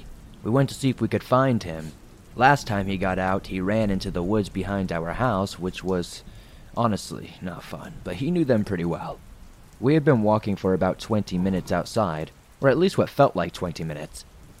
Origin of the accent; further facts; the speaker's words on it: Maine, United States; For some context, I am from Maine. This takes place in the year of 2008 in Jay, Maine.